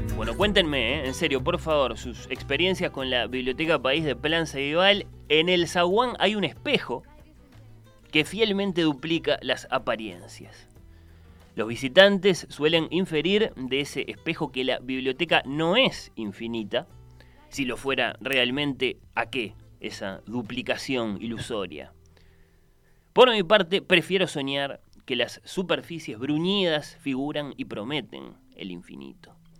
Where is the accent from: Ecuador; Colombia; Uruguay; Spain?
Uruguay